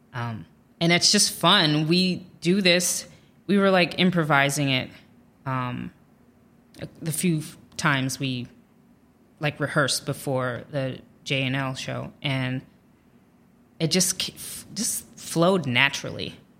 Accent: Dayton, Ohio, United States; moved away as an adult; also born or lived in Illinois / Virginia; now in New York, United States; we moved to Ohio, and I lived there the longest. Like, I grew up in the same home

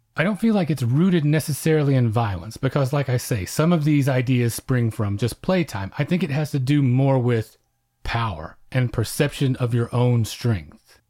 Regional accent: Oklahoma, United States; I'm Comanche and I grew up in Oklahoma

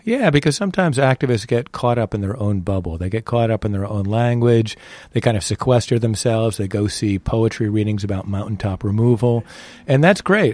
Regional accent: New England, United States; I was raised in New England.

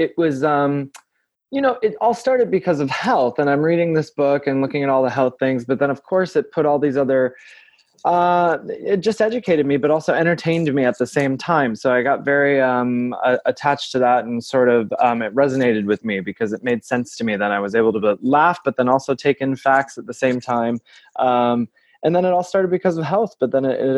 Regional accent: Saginaw, Michigan, United States; I'm from Saginaw, Michigan

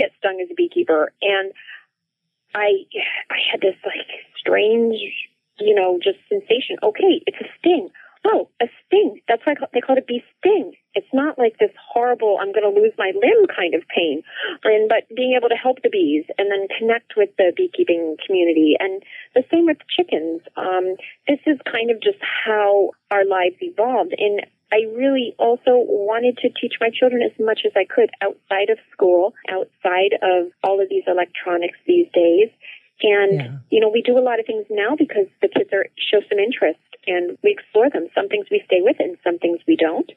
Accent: New Jersey, United States; my very early childhood growing up in New Jersey

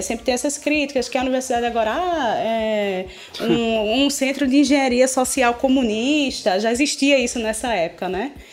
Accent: Pernambuco, Brazil; eu sou pernambucana antes de ser brasileira

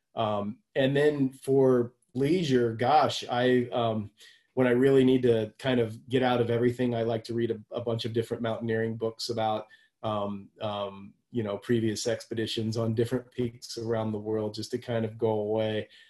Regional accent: Houston, Texas, United States; I grew up down in Houston

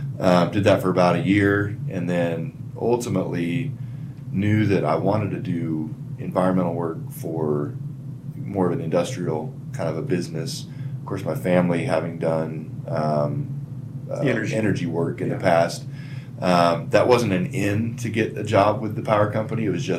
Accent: Lebo, Kansas, United States; also born or lived in Wichita, Kansas / Lawrence, Kansas; So Kansas, born and raised, so I was born in Wichita, and the bulk of my family is still there, so my parents and my grandmother on my dad's side. And my aunt and those folks, but yeah, so born in Wichita, but didn't grow up there. Moved to Coffee County, which Lebo is the little town I grew up in.

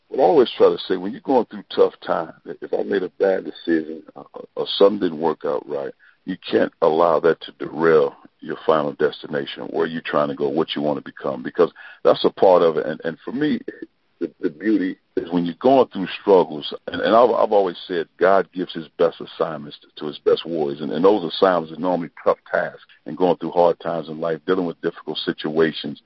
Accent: East St. Louis, Illinois, United States; moved away as an adult; also born or lived in Avellino, Italy; now in Columbia, Missouri, United States; grew up in East St. Louis, Illinois I was born in St. Louis.

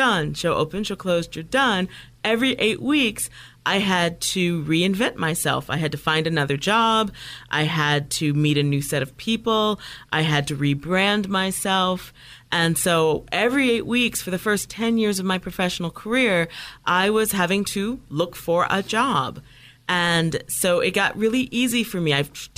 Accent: Toledo, Ohio, United States; I grew up in Midwest, in a small town, Toledo, Ohio.

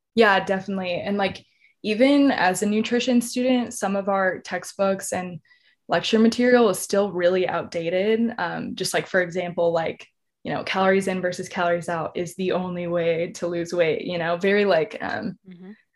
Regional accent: San Antonio, Texas, United States; also born or lived in College Station, Texas; I'm originally from San Antonio, Texas

